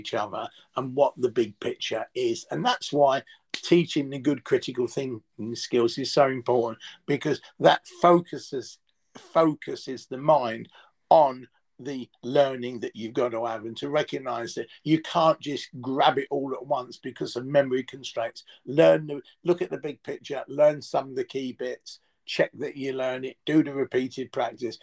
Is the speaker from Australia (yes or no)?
no; England, United Kingdom; moved away as an adult; also born or lived in Singapore; as an Englishman